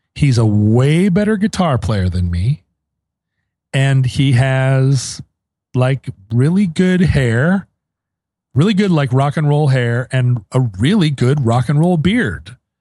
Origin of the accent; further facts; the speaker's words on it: Anchorage, Alaska, United States; moved away; growing up in Anchorage